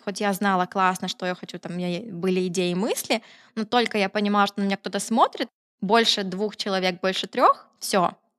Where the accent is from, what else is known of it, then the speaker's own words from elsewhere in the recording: Kryvyi Rih, Dnipropetrovsk Oblast, Ukraine; moved away as an adult; also born or lived in Kyiv; я самородом родом из Кривого Рога